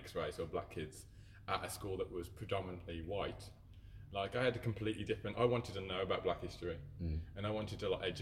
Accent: Dudley, West Midlands, United Kingdom; I was born and raised in Dudley

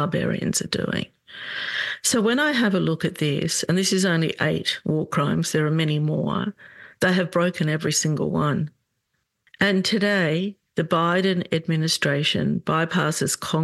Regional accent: Australia; excuse my accent, I have been living in Australia all my life.

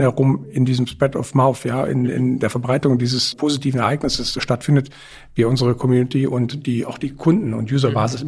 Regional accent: Cologne, North Rhine-Westphalia, Germany; also born or lived in Brussels; das ist Köln. Da, wo ich herkomme

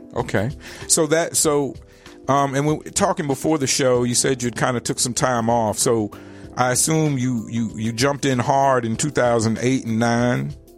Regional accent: Richmond, Virginia, United States; in Richmond, my, the city, my hometown

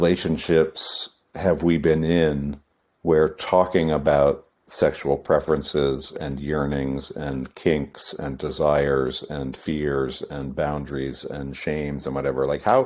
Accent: New England, United States; I grew up in New England in the East Coast, and so, you know, the land of the Puritans

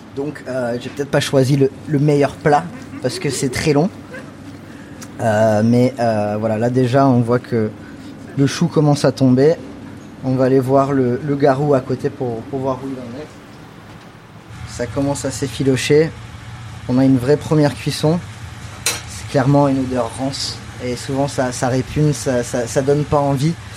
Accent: United States; also born or lived in Catalonia (family origin, summers) / New York; now in France; comme j'ai grandi aux États-Unis, je venais en France que l'été

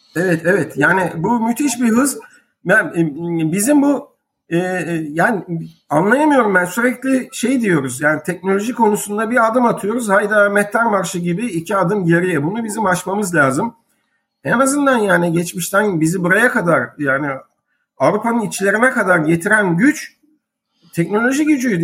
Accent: Istanbul, Turkey; also born or lived in Beşiktaş; İstanbul Fatih 1958 Eylül doğumlu.

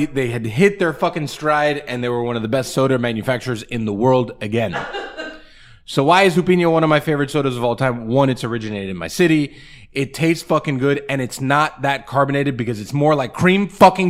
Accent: Pinar del Río, Cuba; moved away; Pinar del Río, which is my hometown, which is where my family is from.

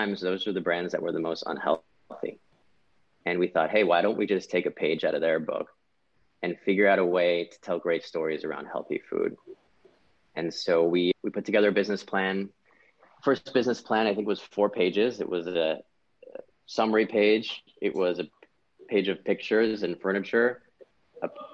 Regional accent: Pasadena, California, United States; moved away as an adult; also born or lived in Washington, D.C.; I'm born and raised in Los Angeles, California. I grew up in Pasadena.

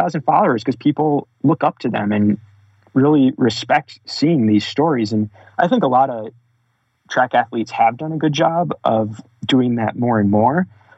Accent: Bath, Michigan, United States; I grew up in Bath, Michigan, a really small town

